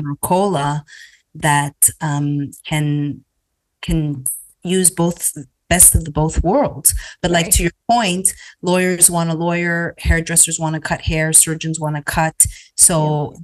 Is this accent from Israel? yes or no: no; Canada; now in United States; growing up in Canada